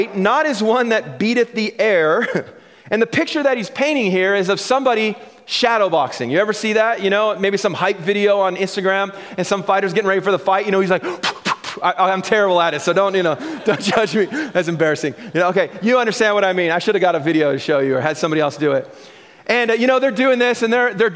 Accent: Vancouver, British Columbia, Canada; I grew up in East

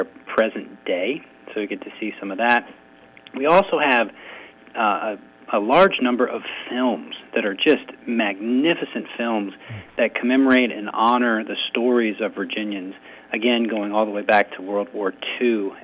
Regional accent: United States; I'm an American

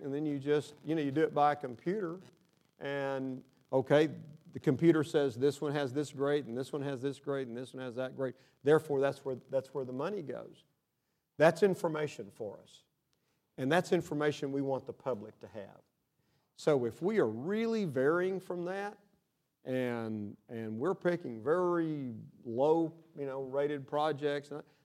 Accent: Odessa, Texas, United States; I'm from Odessa

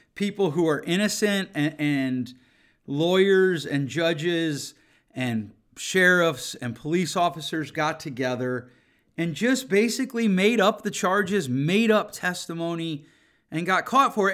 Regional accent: Grand Rapids, Michigan, United States; my hometown of Grand Rapids

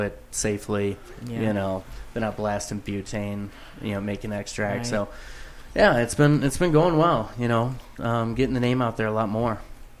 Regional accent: Northwest Ohio, United States; moved away; I'm from Ohio.

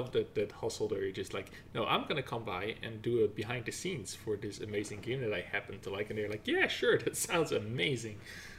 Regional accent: Netherlands; moved away; I'm Dutch, right? So I'm from Netherlands.

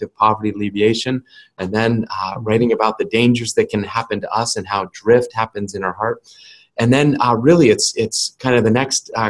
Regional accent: New England, United States; my experience growing up in New England was that it was a great place

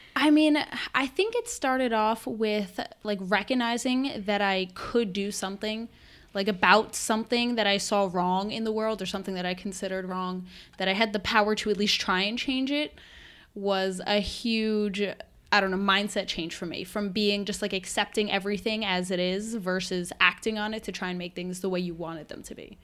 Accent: Westchester County, New York, United States; I'm from Westchester County, New York, uh, which is just about an hour north of New York City.

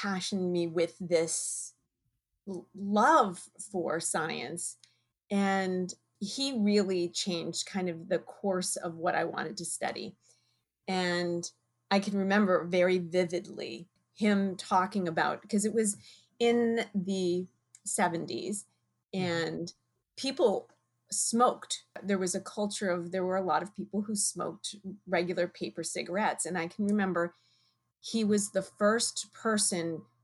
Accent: right outside of UConn, Connecticut, United States; I grew up in Connecticut right outside of UConn

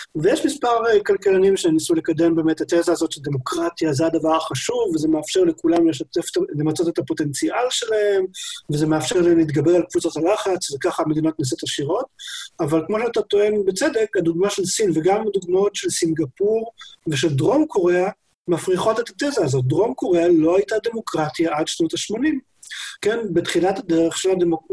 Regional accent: Israel

